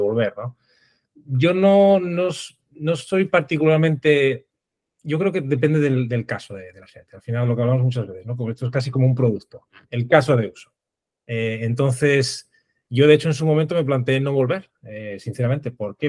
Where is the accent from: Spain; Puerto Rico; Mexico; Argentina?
Spain; Oviedo, Asturias; moved away as an adult; now in Madrid, Spain; ahora mismo estoy en, Madrid, pero soy originario de Oviedo